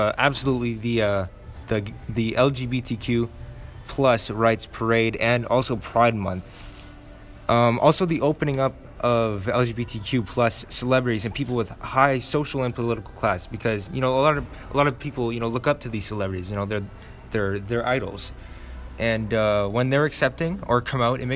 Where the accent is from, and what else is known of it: Canada